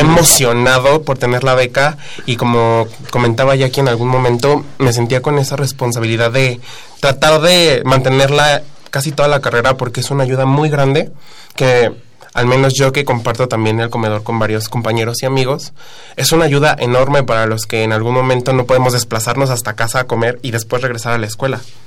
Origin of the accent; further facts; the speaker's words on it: Teotihuacán, State of Mexico, Mexico; vengo desde el estado, yo soy de Teotihuacán